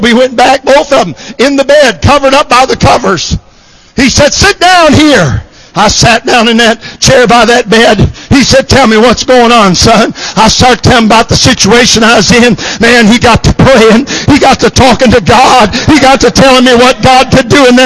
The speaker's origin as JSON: {"language": "English", "region": "Michigan", "country": "United States", "tie": "born or raised there", "said": "I was raised in Michigan"}